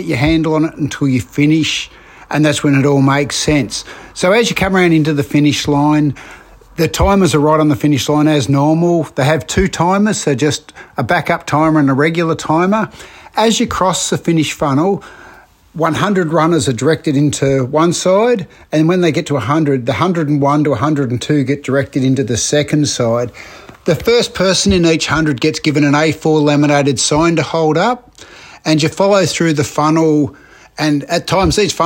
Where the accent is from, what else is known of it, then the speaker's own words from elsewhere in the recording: Australia; as a Aussie park runner